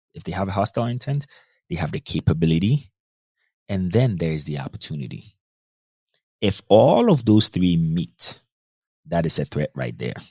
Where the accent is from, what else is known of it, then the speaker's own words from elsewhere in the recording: Ghana; moved away as an adult; also born or lived in North Dakota, United States; I grew up in Ghana, West Africa. Spent a lot of my time in Ghana. Went to the high school, I mean, everything up until high school in Ghana